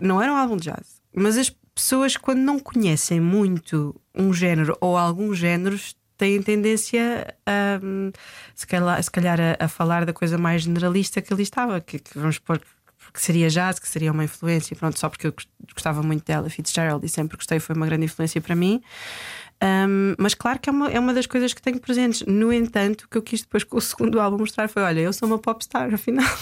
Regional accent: Coimbra, Centro, Portugal; eu nasci e cresci em São Martinho do Bispo

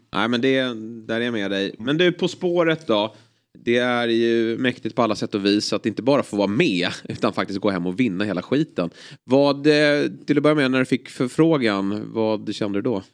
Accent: Lidingö, Stockholm County, Sweden; Jag är uppvuxen ute på Lidingö

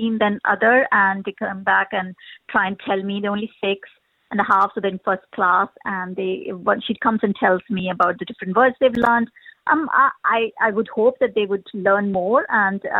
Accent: India; moved away as an adult; also born or lived in United Kingdom; now in Ireland; I come from India. I moved to the UK 20 years ago from there

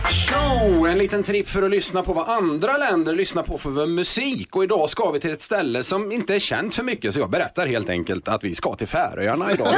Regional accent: Skara, Västra Götaland, Sweden; Jag är från Skara

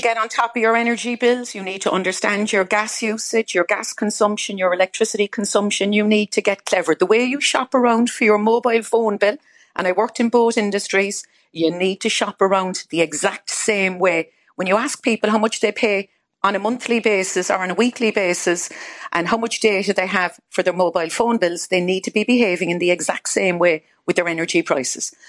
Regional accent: Ireland; now in United Kingdom; I'm Irish

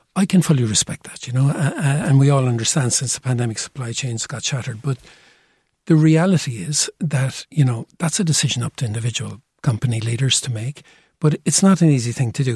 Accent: Cork, Munster, Ireland; I feel very Cork today. I'm from Cork

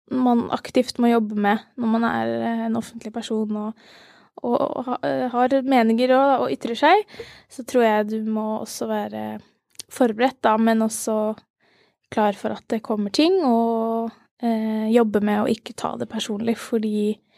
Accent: Ski, Akershus, Norway; also born or lived in Langhus; jeg er eh, fra Ski

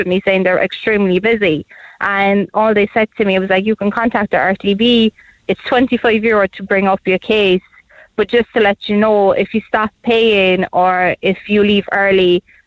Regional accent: Poland; now in Ireland; I'm actually originally from Poland

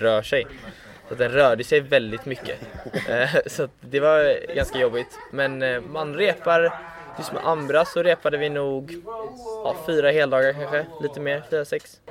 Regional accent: Gothenburg, Västra Götaland, Sweden; moved away; also born or lived in Stockholm; jag kommer ju från Göteborg

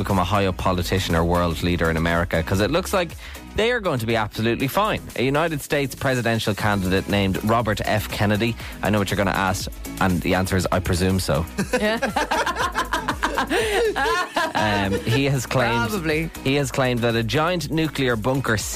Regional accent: Ireland; we're Irish.

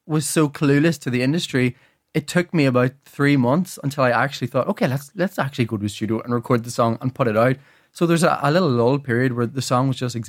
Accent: Ireland; And then obviously I learned the music and did the music all, you know, as many Irish people do growing up.

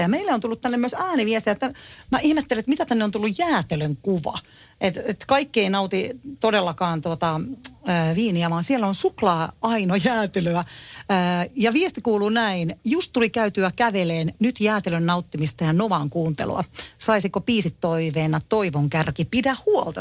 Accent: Tampere, Pirkanmaa, Finland; minähän on asunut na- nuoruuteni Tampereella

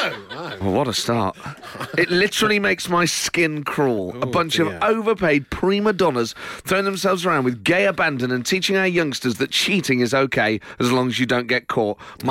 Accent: Nottingham, East Midlands, United Kingdom; We're from Nottingham

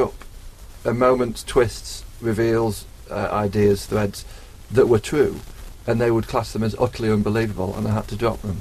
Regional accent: Sheffield, Yorkshire and the Humber, United Kingdom; my hometown

